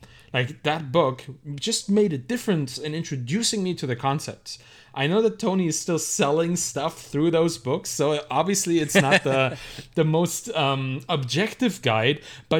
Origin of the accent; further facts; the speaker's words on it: Germany; Yeah, I was raised in Germany.